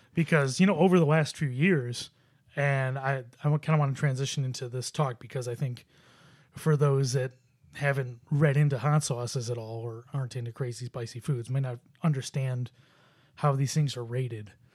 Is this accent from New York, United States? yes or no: yes; Buffalo, New York, United States; I grew up in Buffalo.